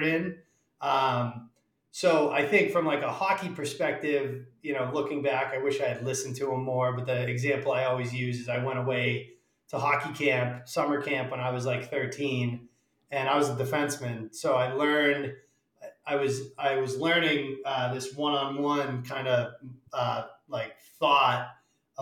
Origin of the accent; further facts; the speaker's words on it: Worcester, Massachusetts, United States; I'm from central Massachusetts, the Worcester area